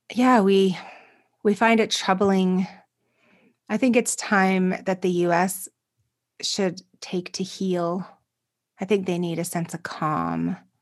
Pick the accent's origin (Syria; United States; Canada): Canada; as a Canadian